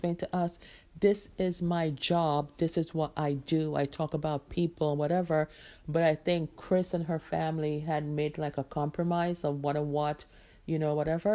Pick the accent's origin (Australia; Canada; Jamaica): Jamaica; moved away; I am a Jamaican-born woman out here trying to do it as a single mom